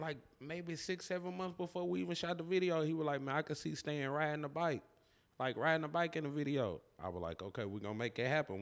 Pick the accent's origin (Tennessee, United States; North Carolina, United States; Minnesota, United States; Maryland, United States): Tennessee, United States; I'm born and raised Cache River, Tennessee. Uh, I've been here my whole life.